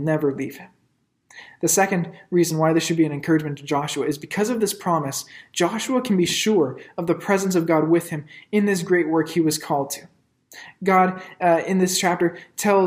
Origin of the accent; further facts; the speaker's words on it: Ottawa, Ontario, Canada; moved away as an adult; I grew up in Ottawa and I'm a big fan of my hometown teams